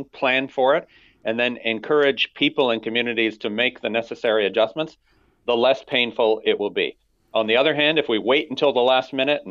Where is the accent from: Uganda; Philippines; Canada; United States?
Canada; Alberta; I come from Alberta. That's where I was born and raised